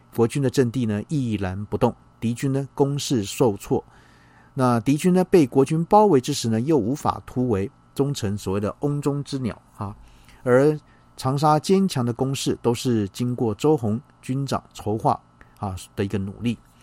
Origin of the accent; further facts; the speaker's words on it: Taiwan; 我们台湾人民